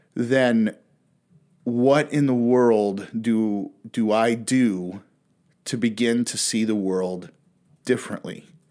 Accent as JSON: {"language": "English", "region": "Pacific Northwest", "country": "United States", "tie": "born or raised there", "also_born_or_lived": "Western United States", "said": "I was born and raised in the Pacific Northwest"}